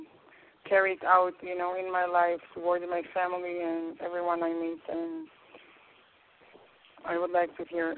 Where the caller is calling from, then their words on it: Israel; English is a second language; I'm speaking from Israel.